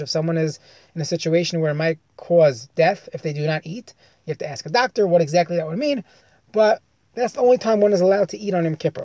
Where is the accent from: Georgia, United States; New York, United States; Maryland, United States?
New York, United States; I grew up in New York